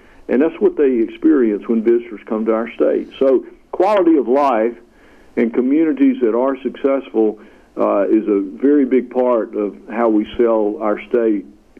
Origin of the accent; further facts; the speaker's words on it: Tupelo, Mississippi, United States; the Automobile Museum in my hometown of Tupelo